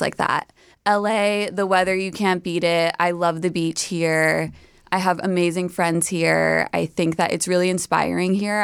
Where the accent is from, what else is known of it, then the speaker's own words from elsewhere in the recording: New York, United States; I'm from New York